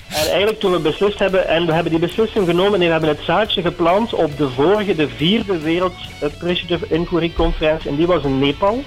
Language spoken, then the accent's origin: Dutch; Eindhoven, North Brabant, Netherlands; als Eindhovenaar